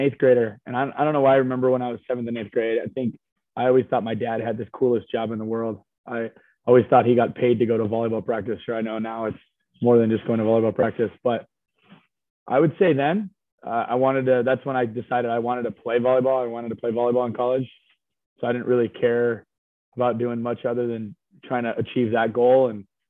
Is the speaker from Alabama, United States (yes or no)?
no; Hawaii, United States; now in Nebraska, United States; So I think the fact that my dad coached volleyball at the University of Hawaii, I basically grew up